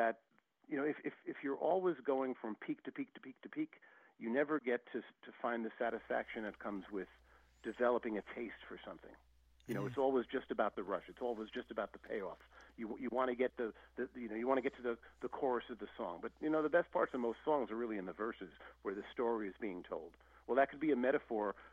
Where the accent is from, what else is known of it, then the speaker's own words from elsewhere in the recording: New York, United States; also born or lived in Paris; growing up in New York back in the day